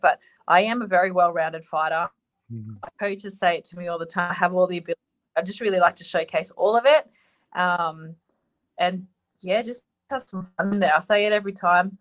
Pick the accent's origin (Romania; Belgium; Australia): Australia; we're both Australian